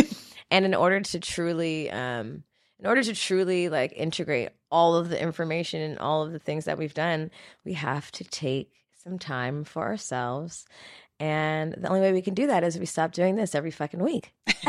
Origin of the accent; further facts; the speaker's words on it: Jamaica; I'm a Jamaican.